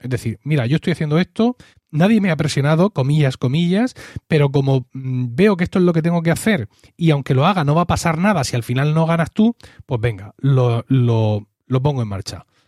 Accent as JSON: {"language": "Spanish", "country": "Spain", "said": "mí como español"}